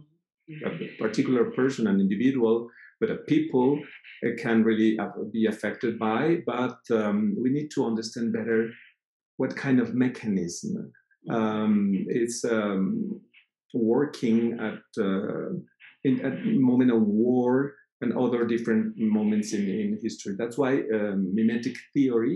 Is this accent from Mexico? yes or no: yes; Mexico; also born or lived in Fribourg, Switzerland / Mexico City, Mexico; I come from Mexico